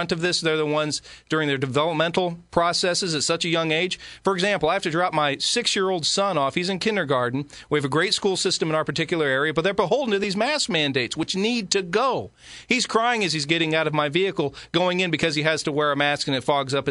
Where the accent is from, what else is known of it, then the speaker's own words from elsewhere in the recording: Dieterich, Illinois, United States; I am just from Diederich, Illinois, which is outside of Effingham, about 20 minutes